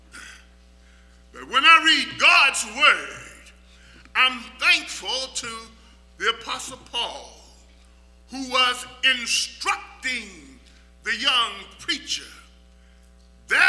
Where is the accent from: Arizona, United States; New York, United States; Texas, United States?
Texas, United States; when I was a small boy growing up in Texas